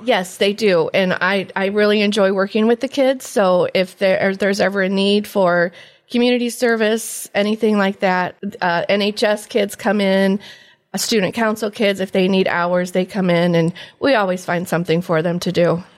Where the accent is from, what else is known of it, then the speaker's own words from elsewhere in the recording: Antwerp, Ohio, United States; I am from Antwerp, originally graduate of nineteen eighty-five